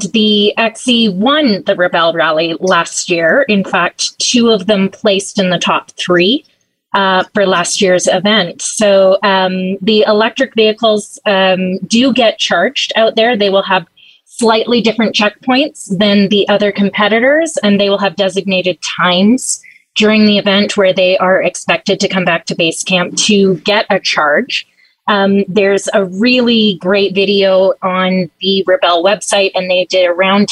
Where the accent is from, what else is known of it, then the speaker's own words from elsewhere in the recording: Southern California, United States; I'm from Southern California